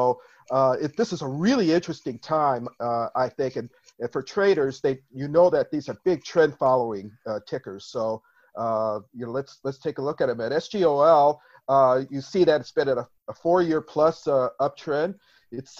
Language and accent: English; Minnesota, United States; I'm from Minnesota